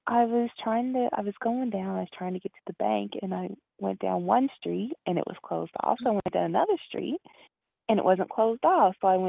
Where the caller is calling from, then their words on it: Canada; Hi, Ms.Blue. It's … from Canada.